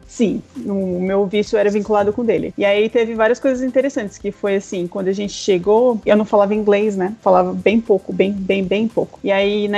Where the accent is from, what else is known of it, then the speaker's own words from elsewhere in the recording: Taubaté, São Paulo, Brazil; moved away as an adult; also born or lived in Campinas, Brazil; now in Toronto, Canada; Eu sou de Taubaté, interior de São Paulo